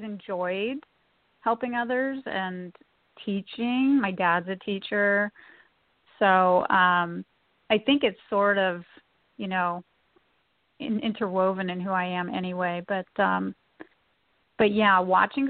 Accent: Redlands, California, United States; I was born in Redlands. I grew up in Redlands.

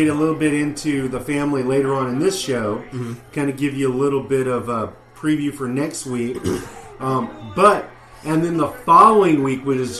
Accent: the South, United States; we're from the South

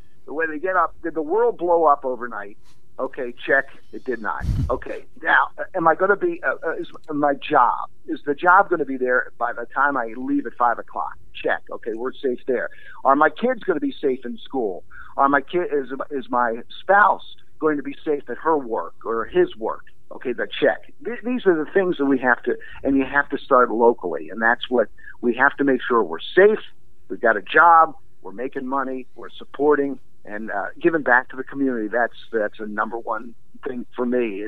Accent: Baltimore, Maryland, United States; I grew up in Baltimore

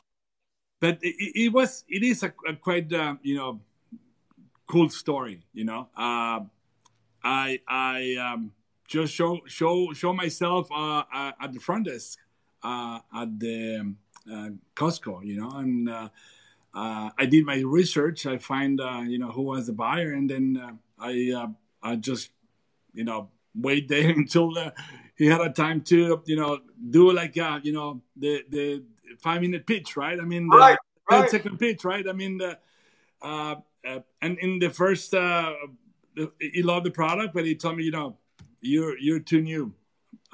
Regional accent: Durango, Mexico; I'm from Durango and this is my tradition

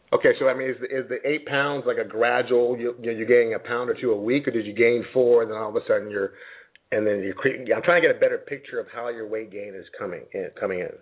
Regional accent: Jamaica; I grew up in Jamaica since I was nine years old

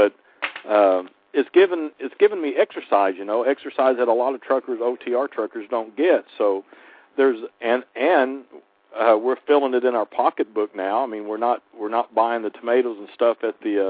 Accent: Oklahoma, United States; I grew up in Oklahoma around farming and everything

